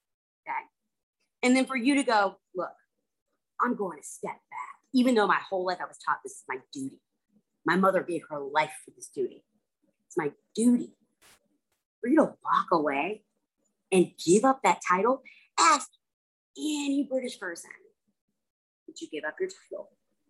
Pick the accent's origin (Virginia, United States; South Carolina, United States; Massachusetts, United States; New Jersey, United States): South Carolina, United States; Charleston; I'm from Charleston, South Carolina.